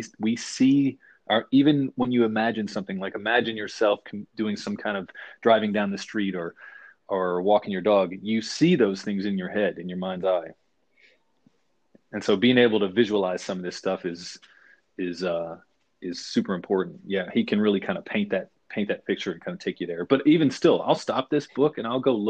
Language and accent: English; the South, United States; I grew up in the South and I was never part of what everybody else was.